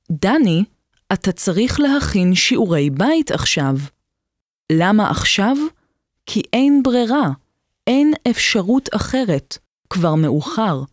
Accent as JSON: {"language": "Hebrew", "country": "Germany", "tie": "born or raised there", "moved": "yes", "lives_now": "Israel", "said": "נולדתי בגרמניה. אבי נהרג במלחמת העולם השנייה, ואני, מאז שאני זוכרת את עצמי, קראתי כל מה שמצאתי על המלחמה."}